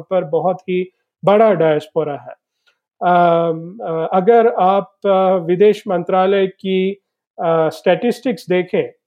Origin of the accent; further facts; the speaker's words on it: South India, India; Hindi is a second language; मैं दक्षिण भारत से हूँ तो मेरा हिंदी बहुत ही खराब है